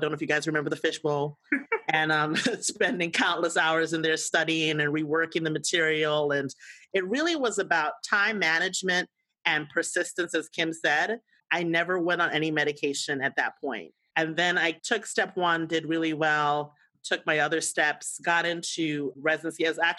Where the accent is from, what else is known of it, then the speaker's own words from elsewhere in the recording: U.S. Virgin Islands; now in United States; My story is a mountain. I'm originally from the Virgin Islands. And those who are not U.S. born understand the code switch.